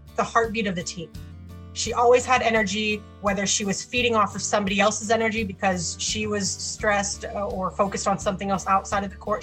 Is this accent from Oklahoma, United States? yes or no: yes; Oklahoma City, Oklahoma, United States; I'm from Oklahoma City, Oklahoma